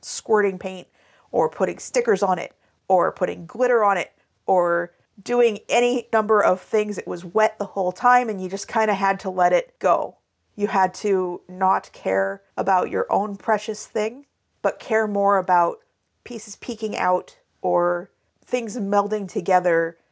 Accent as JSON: {"language": "English", "region": "Pacific Northwest", "country": "United States", "tie": "born or raised there", "also_born_or_lived": "Alabama", "said": "I moved from Alabama up to the Pacific Northwest when I was three."}